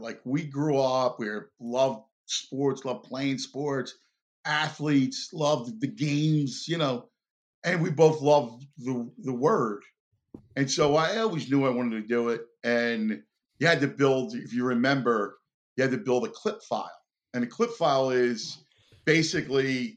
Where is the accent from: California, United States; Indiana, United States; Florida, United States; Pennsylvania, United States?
Pennsylvania, United States; Philadelphia; I'm from Philly